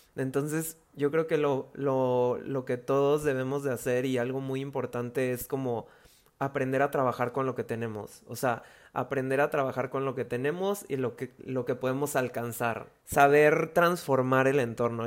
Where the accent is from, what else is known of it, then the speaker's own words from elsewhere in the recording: Veracruz, Mexico; soy de Veracruz